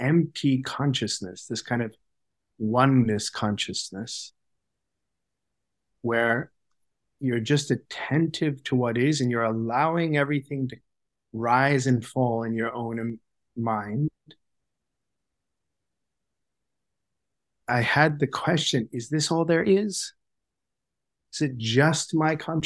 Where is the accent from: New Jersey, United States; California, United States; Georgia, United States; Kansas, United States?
California, United States; Sacramento; moved away as an adult; now in Toronto, Canada; I grew up in California, in Sacramento, and I attended the Steiner School, the Waldorf School